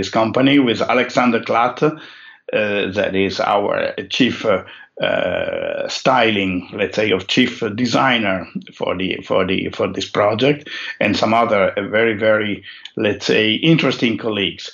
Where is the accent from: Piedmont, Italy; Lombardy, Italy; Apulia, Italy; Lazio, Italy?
Piedmont, Italy; Turin; I was born and raised in Torino, which is considered to be the Italian capital of car design.